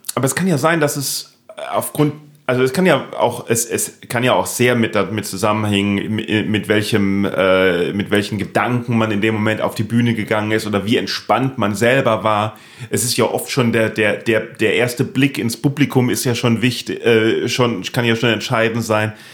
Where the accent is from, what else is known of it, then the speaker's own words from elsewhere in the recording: Neustadt an der Weinstraße, Rhineland-Palatinate, Germany; ich bin in Neustadt in der Weinstraße aufgewachsen